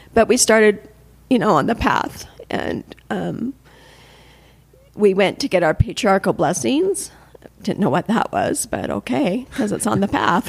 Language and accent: English; Salt Lake City, Utah, United States; also born or lived in Provo, Utah; I'm from here, from Salt Lake. I was born in Provo, but I've lived my whole life in Salt Lake.